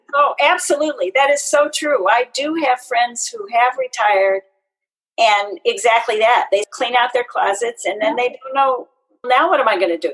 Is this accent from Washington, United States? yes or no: yes; Kirkland, Washington, United States; also born or lived in Seattle, Washington; I actually grew up and went to high school in uh, Kirkland